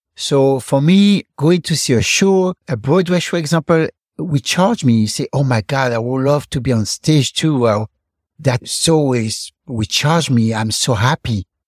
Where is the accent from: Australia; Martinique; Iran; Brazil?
Martinique; Fort-de-France; moved away; also born or lived in Paris; grew up in Martinique, then in Paris, and I was born in Martinique, in the capital of Martinique, Fort-de-France